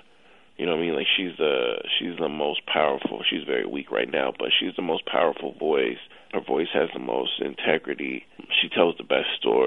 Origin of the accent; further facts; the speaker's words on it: Jackson, Mississippi, United States; moved away as an adult; also born or lived in New York; I grew up in Jackson when we would go to the game every other Saturday